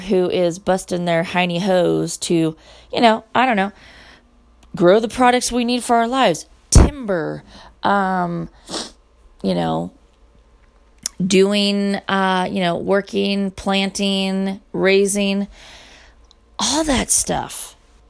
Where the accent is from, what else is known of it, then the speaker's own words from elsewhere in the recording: United States; I'm American